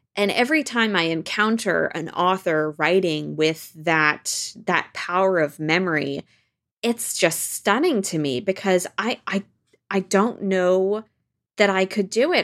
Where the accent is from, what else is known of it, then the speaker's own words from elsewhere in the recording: Washington, United States; moved away as an adult; also born or lived in France; now in New York, United States; we grew up in Washington State and then moved to France when I was fifteen and lived there for two years and then came back to Washington State, uh, where I continue to live until I moved to New York